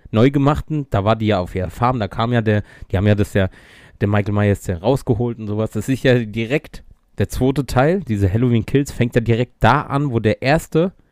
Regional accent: Mainz, Rhineland-Palatinate, Germany; War ich mit meinen Eltern und meinem Bruder, na klar, als Mainzer, äh, Fasnachtsumzug gucken.

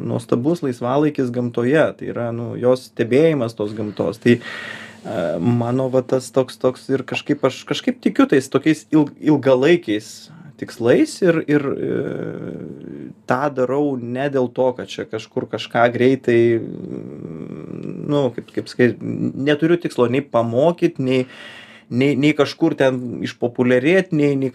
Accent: Lithuania; also born or lived in Vilnius; ypač mes, lietuviai

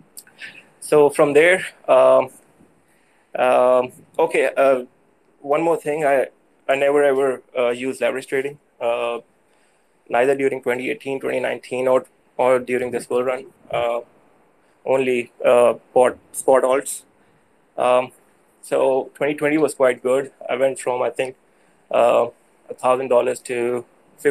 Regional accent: Pakistan; I'm from South Asia. I'm from Pakistan.

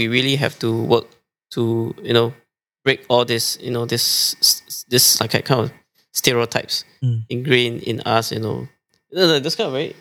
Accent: Singapore

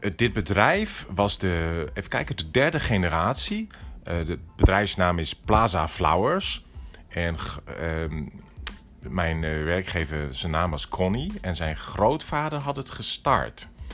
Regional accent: Netherlands; moved away as an adult; also born or lived in Tokyo, Japan / New York, United States; als Nederlander

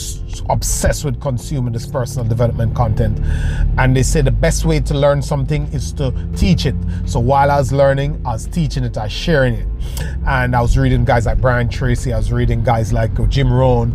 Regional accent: Jamaica; moved away; I was still in Jamaica, living in Jamaica. I'm originally Jamaican

